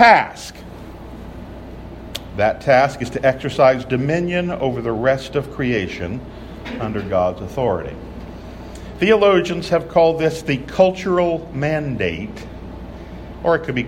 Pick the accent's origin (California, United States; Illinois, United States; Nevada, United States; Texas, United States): California, United States; my home state of California